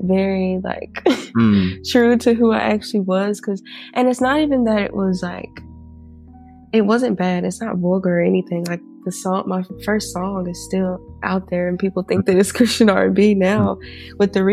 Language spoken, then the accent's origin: English; Mississippi, United States; I'm from Mississippi